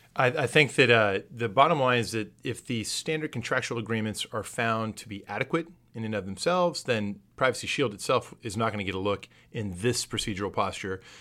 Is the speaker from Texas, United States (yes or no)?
yes; San Antonio, Texas, United States; Growing up in San Antonio